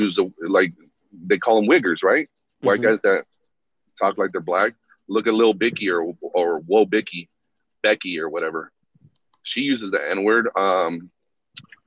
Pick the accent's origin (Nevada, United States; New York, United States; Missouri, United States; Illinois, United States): Nevada, United States; Reno; I grew up in Reno on Sutro Street